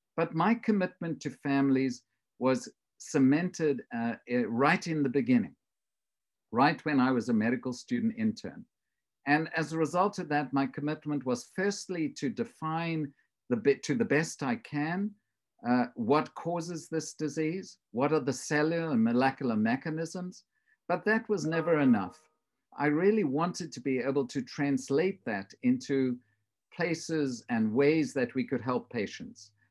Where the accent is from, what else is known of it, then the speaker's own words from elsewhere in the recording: South Africa; moved away; I grew up in South Africa